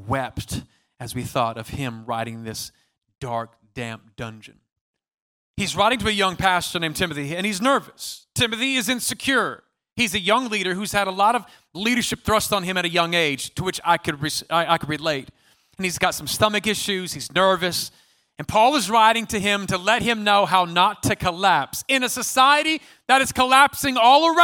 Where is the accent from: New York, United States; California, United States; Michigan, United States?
California, United States; I'm from California.